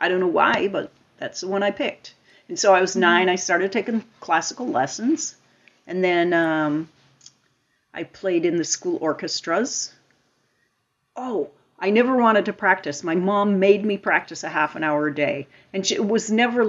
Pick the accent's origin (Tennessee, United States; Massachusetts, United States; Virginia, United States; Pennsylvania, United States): Massachusetts, United States; Lincoln; now in Falmouth, United States; I grew up in Lincoln, Massachusetts, and Ted Sinella had these dances